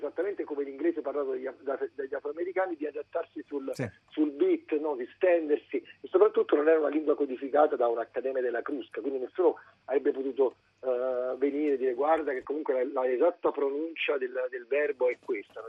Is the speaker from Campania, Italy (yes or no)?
yes; Naples, Campania, Italy; noi, come napoletani, come italiani